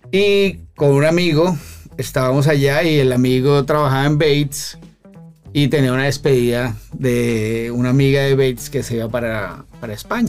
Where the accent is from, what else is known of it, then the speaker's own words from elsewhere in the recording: Bogotá, Colombia; moved away as an adult; yo soy colombiano. ¿Cómo? Bogotano